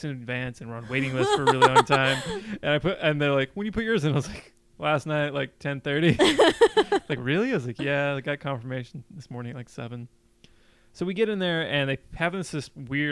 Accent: Davis, California, United States

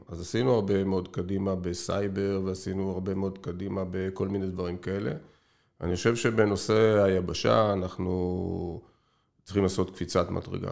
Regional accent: Israel; אנחנו ישראלים

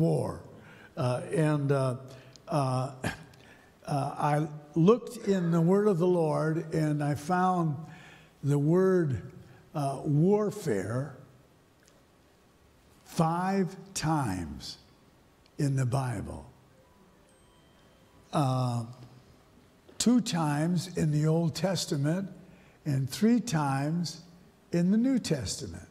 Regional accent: St. Paul, Minnesota, United States; I was raised in St. Paul

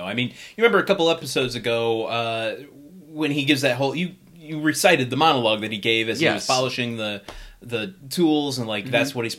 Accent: suburbs of Detroit, Michigan, United States; moved away; I'm really from the suburbs of Detroit.

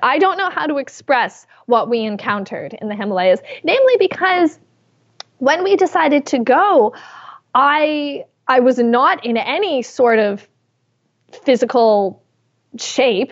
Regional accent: Canada; I am Canadian

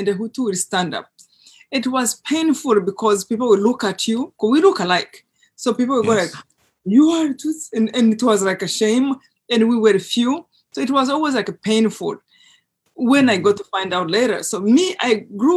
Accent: Rwanda; moved away; I grew up in Rwanda in a place that is very close to a lake

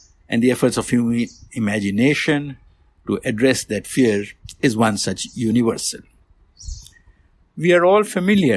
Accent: India; moved away; I was born and raised in India

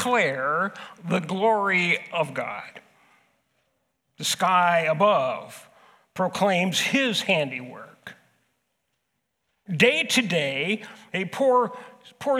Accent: Southern California, United States; moved away as an adult; now in Huron, United States; I grew up in California. I grew up in Southern California, where it is street upon street upon street, building upon building upon building

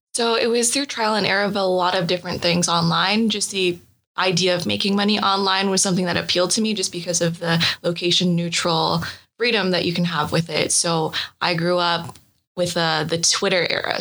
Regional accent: Kitchener, Ontario, Canada; I grew up in a small town called Kitchener in Canada

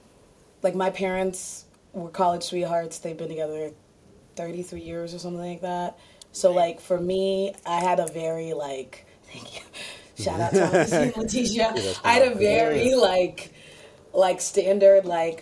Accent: Virginia, United States; my family's from Ghana, but I grew up in Virginia

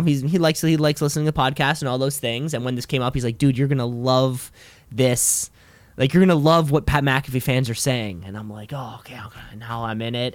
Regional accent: Canada; as a Canadian

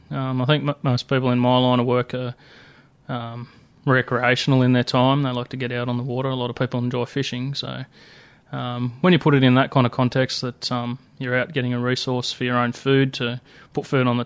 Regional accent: New South Wales, Australia; I guess you could call it semi-rural sort of environment, but... Yeah, I grew up in the Blue Mountains.

